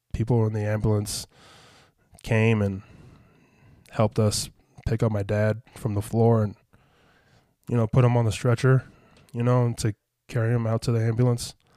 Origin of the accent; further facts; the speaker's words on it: Las Vegas, Nevada, United States; I was back in Vegas